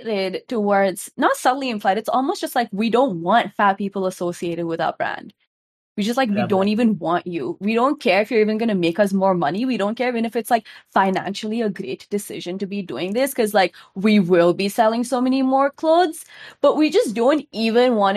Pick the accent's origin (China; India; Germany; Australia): India; I am an Indian woman